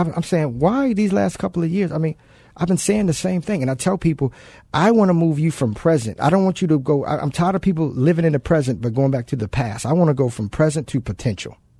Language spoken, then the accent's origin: English; Baltimore, Maryland, United States; moved away; I'm originally from Baltimore, so I grew up without my dad